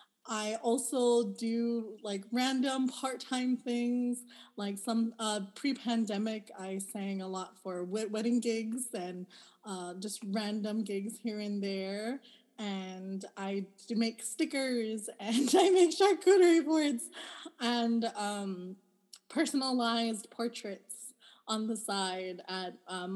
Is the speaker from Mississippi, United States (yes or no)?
no; Hawaii, United States; I'm from Hawaii. My parents are both from Hawaii, and my grandparents on my dad's side are also from Hawaii. And my grandparents on my mom's side are both from Ilocos Norte